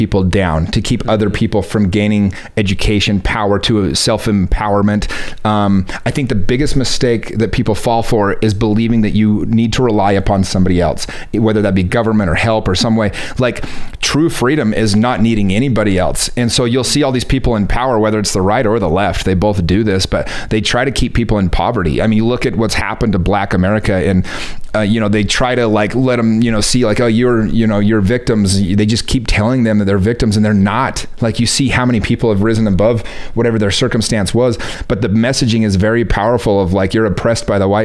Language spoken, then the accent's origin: English; United States; being an American